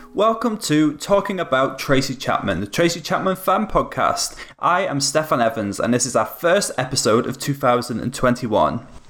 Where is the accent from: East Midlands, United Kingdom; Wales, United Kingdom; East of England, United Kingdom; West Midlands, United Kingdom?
Wales, United Kingdom; near Wrexham; now in Manchester, United Kingdom; I'm in Manchester. I'm actually from Wales originally